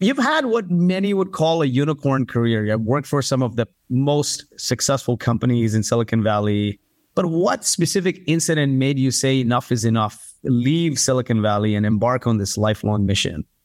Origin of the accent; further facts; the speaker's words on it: Kuwait; also born or lived in India / Canada; now in United States; My parents are from India. I grew up in Kuwait, was a refugee of the Gulf War